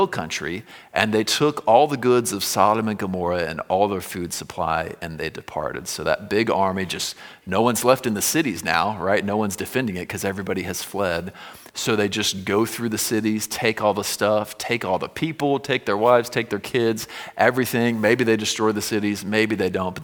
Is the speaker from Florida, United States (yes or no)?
yes; Florida, United States; when I was growing up in Florida